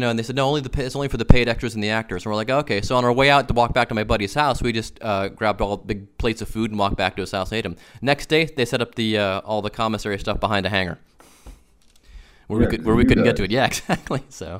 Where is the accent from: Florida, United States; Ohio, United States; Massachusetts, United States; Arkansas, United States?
Ohio, United States; Cleveland; I'm from Cleveland, but he lived down in Pittsburgh, and my brother and I were there for the summer